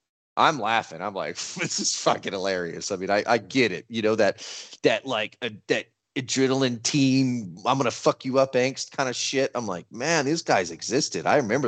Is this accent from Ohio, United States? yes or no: no; Texas, United States; Being a Texan of our age